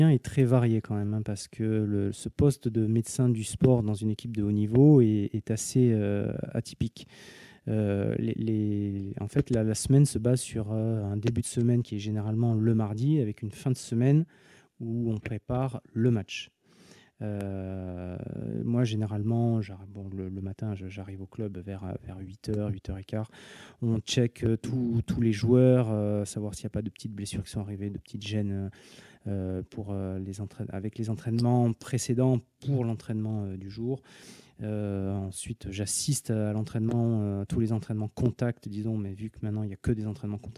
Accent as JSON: {"language": "French", "town": "Montpellier", "region": "Occitania", "country": "France", "tie": "born or raised there", "also_born_or_lived": "Tours", "said": "j'ai 42 ans, je suis le, médecin un des médecins de l'équipe de foot euh, de, Montpellier qui est en Ligue 1. Je suis né à Montpellier"}